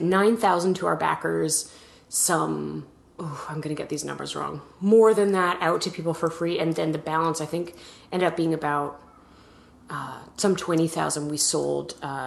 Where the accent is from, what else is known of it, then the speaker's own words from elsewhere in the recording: Edmonton, Alberta, Canada; moved away as an adult; also born or lived in New York; I grew up in Canada, in Edmonton, Alberta, which is out west